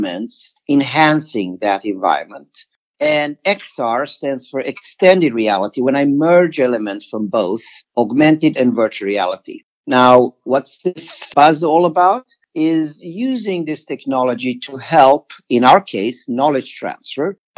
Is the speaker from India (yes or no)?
no; Sweden; moved away; I'm originally from Sweden